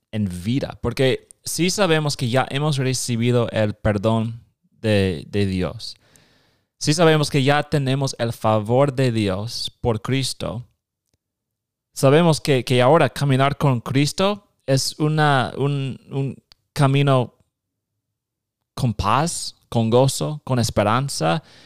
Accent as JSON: {"language": "Spanish", "region": "Nebraska", "country": "United States", "also_born_or_lived": "Guatemala", "second_language": "Spanish", "said": "Soy de Nebraska"}